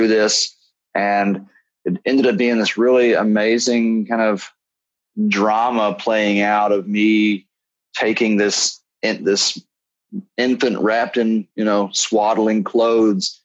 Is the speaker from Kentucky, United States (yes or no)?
yes; Kentucky, United States; Growing up in Kentucky, you know, it's just whiskey everywhere, bourbon country. And I grew up like around the corner from distillery